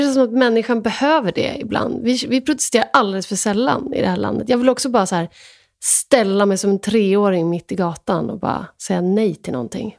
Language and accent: Swedish; Sweden; jag är också svensk